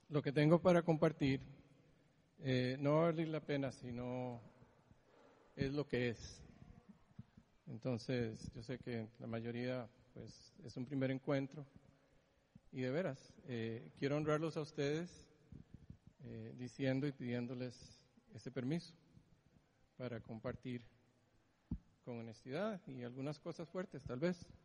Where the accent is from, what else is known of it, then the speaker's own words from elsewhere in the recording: Greece; born there; Yo nací en Grecia. Eh, hace demasiado tiempo.